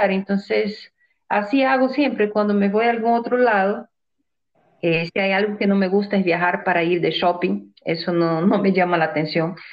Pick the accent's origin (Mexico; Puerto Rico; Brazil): Brazil; now in Ecuador; Es mi tierra, yo sé, Brasil es mi país pero yo salí muy joven de Brasil y no conozco cómo debería de conocer mi país. Creo que conozco más Ecuador que, Brasil.